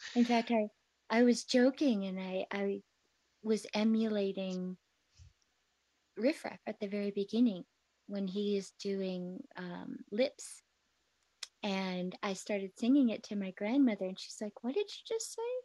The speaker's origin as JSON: {"language": "English", "town": "Lake Geneva", "region": "Wisconsin", "country": "United States", "tie": "born or raised there", "said": "I grew up in Lake Geneva, Wisconsin"}